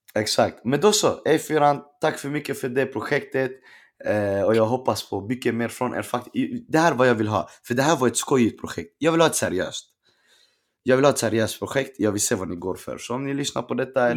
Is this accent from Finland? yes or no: no; Stockholm, Stockholm County, Sweden; jag är från Rinkeby